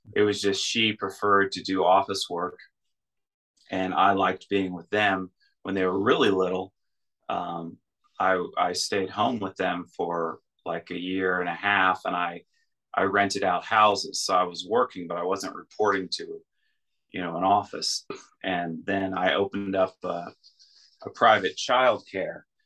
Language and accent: English; United States; moved away as an adult; now in Russia; I'm an American in Russia